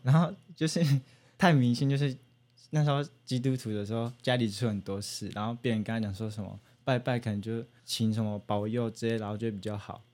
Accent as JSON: {"language": "Chinese", "region": "Taichung", "country": "Taiwan", "said": "我是台中人"}